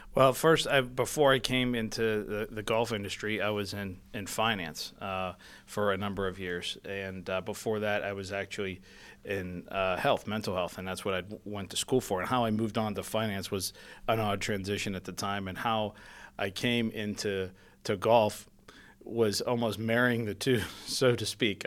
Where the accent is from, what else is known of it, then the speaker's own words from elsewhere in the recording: Penn Hills, Pennsylvania, United States; I grew up in Penn Hills. I'm a Pittsburgher.